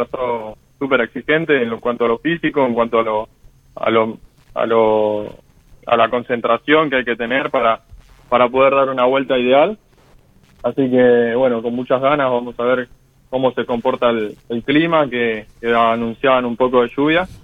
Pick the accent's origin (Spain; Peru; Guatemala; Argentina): Argentina; pero como argentino también, ¿no? Hoy está representando a nuestro país de la mejor manera